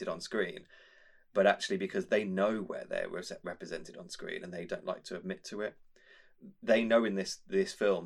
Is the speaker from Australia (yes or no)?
no; Birmingham, West Midlands, United Kingdom; a white geeky kid who grew up in Birmingham